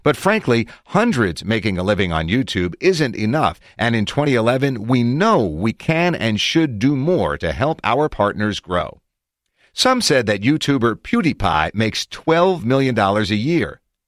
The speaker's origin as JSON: {"language": "English", "town": "Philadelphia", "region": "Pennsylvania", "country": "United States", "said": "I'm from Philly, basically as far away from Silicon Valley as you can be in mind and spirit."}